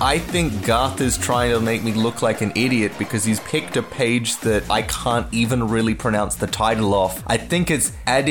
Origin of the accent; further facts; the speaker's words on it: Australia; how did they know we were Australian and great?